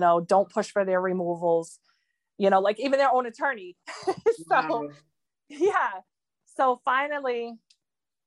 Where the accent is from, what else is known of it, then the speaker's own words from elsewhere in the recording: Maine, United States; I'm an American citizen. I was born here